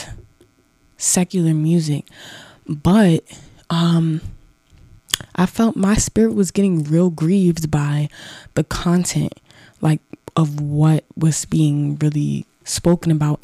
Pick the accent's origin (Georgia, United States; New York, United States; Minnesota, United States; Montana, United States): New York, United States; Mount Vernon; I'm from Mount Vernon